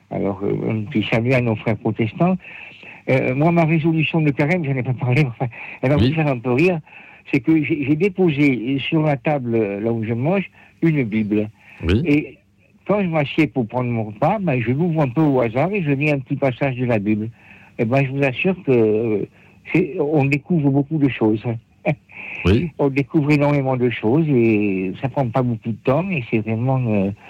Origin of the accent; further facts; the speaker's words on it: the Midi, southern France, France; now in Paris, France; comme je suis du Midi